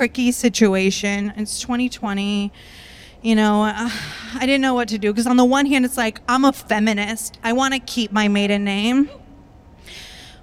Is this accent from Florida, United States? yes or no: yes; Tampa, Florida, United States; now in Brooklyn, United States; I am originally from Tampa, Florida